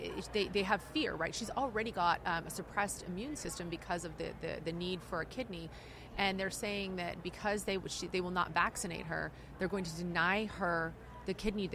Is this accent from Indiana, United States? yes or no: no; California, United States; I say that as a Californian.